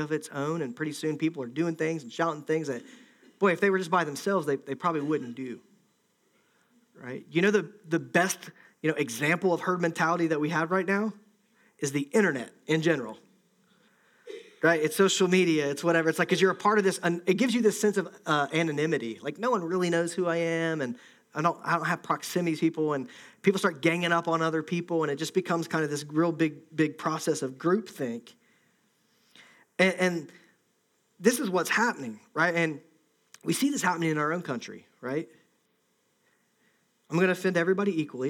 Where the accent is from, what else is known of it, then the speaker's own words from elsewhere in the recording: Ohio, United States; I'm from Ohio